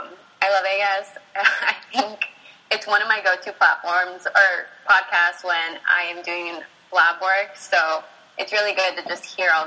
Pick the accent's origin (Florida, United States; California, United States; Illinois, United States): California, United States; San Diego; I'm from San Diego, California, and I pursued a chemistry degree at Cal State San Marcos.